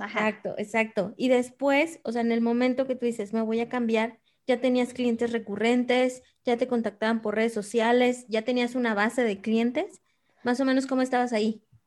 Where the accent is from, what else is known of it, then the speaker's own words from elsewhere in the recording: Guadalajara, Jalisco, Mexico; Yo soy de Guadalajara